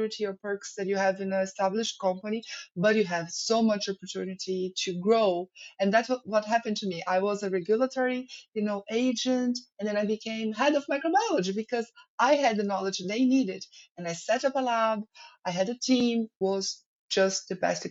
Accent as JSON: {"language": "English", "country": "Brazil", "also_born_or_lived": "Ireland", "moved": "as an adult", "said": "as a Brazilian studying abroad"}